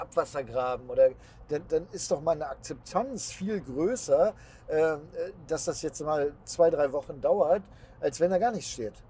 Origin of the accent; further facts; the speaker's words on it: Bielefeld, North Rhine-Westphalia, Germany; Bei uns in Bielefeld